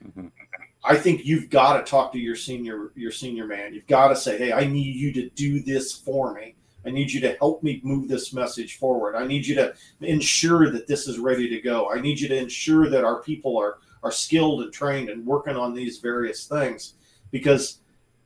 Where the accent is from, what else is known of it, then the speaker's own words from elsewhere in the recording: United States; I grew up in the Quad Cities